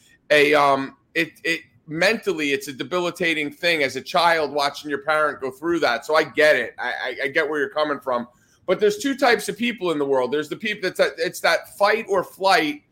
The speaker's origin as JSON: {"language": "English", "region": "New Jersey", "country": "United States", "moved": "yes", "said": "I'm from New Jersey"}